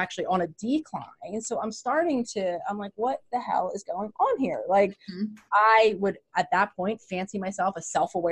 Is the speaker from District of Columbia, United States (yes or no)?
no; Philadelphia, Pennsylvania, United States; I am born and raised in Philadelphia, which is where I currently live